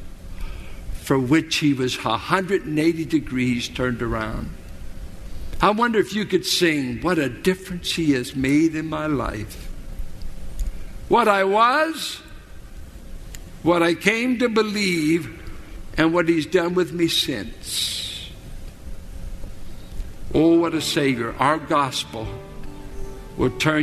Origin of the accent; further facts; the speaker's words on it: Richmond, United States; I grew up in South Richmond